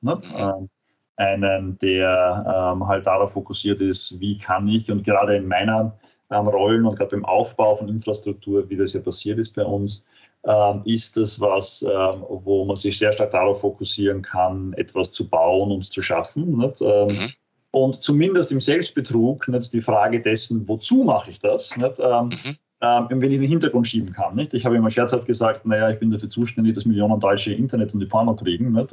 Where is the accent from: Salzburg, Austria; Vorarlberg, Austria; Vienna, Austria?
Vienna, Austria; ich bin Wiener, ähm, Österreicher